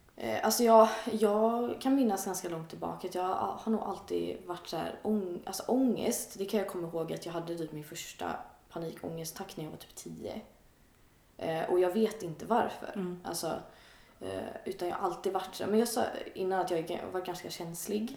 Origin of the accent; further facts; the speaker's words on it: outside Gothenburg, Västra Götaland, Sweden; jag är uppväxt lite utanför Göteborg, i en lite mindre ort